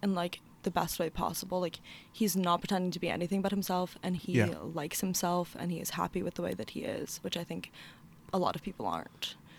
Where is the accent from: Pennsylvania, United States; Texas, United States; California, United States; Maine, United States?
Pennsylvania, United States; Philadelphia suburbs; moved away as an adult; also born or lived in Zurich, Switzerland; now in Charlottesville, United States; I'm a first year at the University of Virginia. Mm-hmm. I'm from the Philly suburbs. I live in Bonnycastle